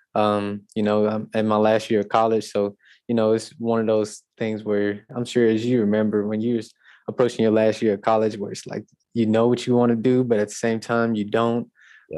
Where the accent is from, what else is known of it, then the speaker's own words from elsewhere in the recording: Natchitoches, Louisiana, United States; I'm actually from Natchitoches, and my school, uh, Northwestern State University, is in Natchitoches.